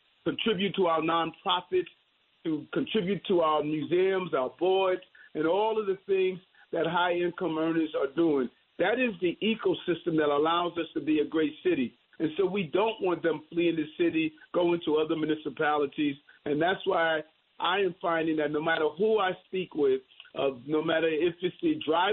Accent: New York City, New York, United States; growing up in South Jamaica, Queens

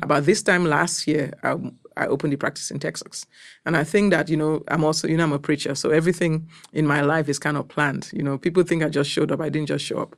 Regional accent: Cameroon; moved away as an adult; also born or lived in Nigeria; now in United States; I'm from Cameroon, West Africa. I've been in this country for close to about twenty-eight years

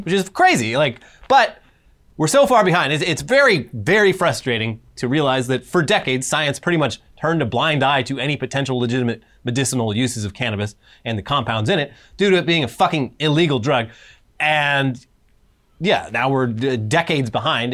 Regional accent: Orange County, California, United States; I'm from Orange County

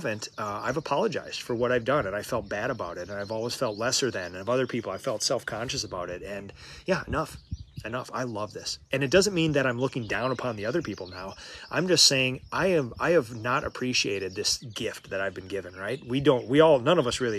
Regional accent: Minnesota, United States; I'm from Minnesota

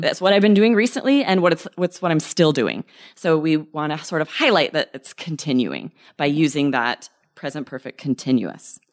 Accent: Idaho, United States; now in Arizona, United States; I was born and raised in Idaho.

